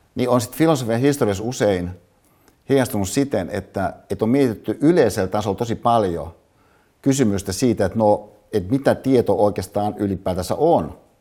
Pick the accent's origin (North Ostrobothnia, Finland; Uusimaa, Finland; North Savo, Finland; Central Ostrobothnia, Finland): Uusimaa, Finland; Hyvinkää; mihin mä synnyin Hyvinkäällä